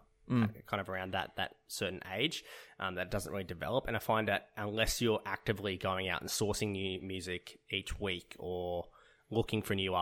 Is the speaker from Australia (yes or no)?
yes; Queensland, Australia; massively playing sport, in particular touch football and rugby league, being a Queenslander.